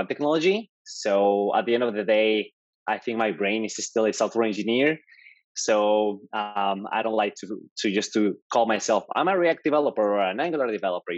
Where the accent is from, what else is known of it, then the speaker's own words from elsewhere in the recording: Mexico; English is a second language; moved away as an adult; also born or lived in Georgia, United States / Florida, United States; now in New York, United States; I'm actually Mexican. As you can tell, okay. I have an accent. So I'm from Mexico. I moved to the US 10 years ago